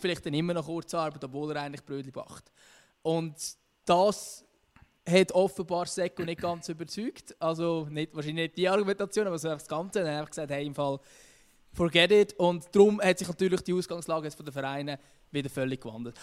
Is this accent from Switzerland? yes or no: yes; Switzerland